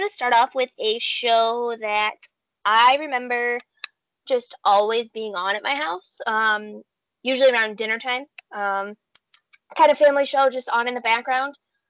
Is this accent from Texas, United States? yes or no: no; Spencerport, New York, United States; also born or lived in Hamlin, New York; I grew up in Hamlin, or at least I was born. My family lived in Hamlin, and we moved when I was about 5 or 6 out to Spencerport.